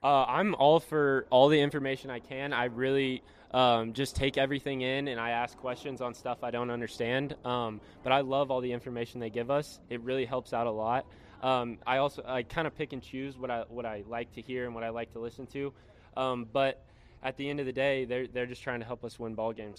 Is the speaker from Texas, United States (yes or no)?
yes; Texas, United States; I'm from Texas.